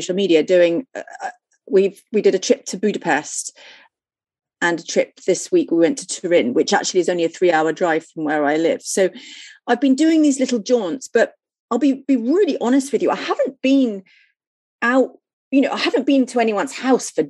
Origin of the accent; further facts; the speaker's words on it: Bournemouth, South West England, United Kingdom; I was brought up in Bournemouth and I didn't really leave England.